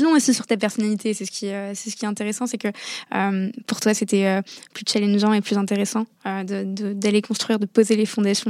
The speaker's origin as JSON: {"language": "French", "country": "Morocco", "also_born_or_lived": "Paris", "moved": "as an adult", "said": "dans un lycée français à l'étranger, euh, parce que je viens du Maroc"}